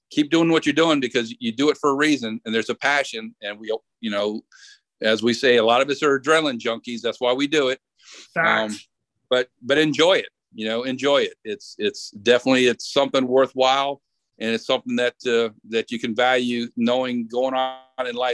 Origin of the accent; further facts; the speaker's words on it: Baltimore, Maryland, United States; I said I'm originally from Baltimore, so I'm an Orioles fan because that's you know we were talking about that's what I grew up with my dad watching